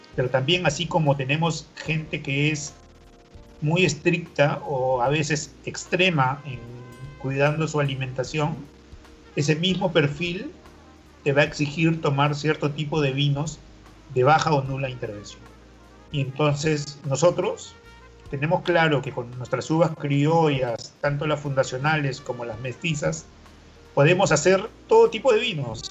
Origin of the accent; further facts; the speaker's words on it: Ica, Peru; la ciudad de Ica, donde yo nací